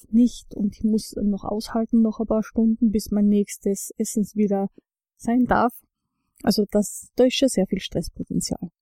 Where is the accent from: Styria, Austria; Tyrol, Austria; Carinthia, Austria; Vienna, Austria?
Styria, Austria; moved away; ich komme ja ursprünglich aus der Steiermark